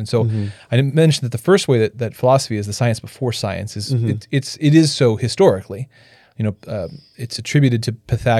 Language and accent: English; Canada; I'm French Canadian.